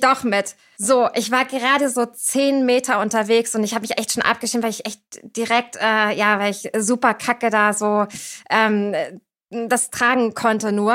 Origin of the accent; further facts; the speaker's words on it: Cuxhaven, Lower Saxony, Germany; moved away as an adult; also born or lived in Berlin; now in Hamburg, Germany; Ich bin geboren in Cuxhaven 1990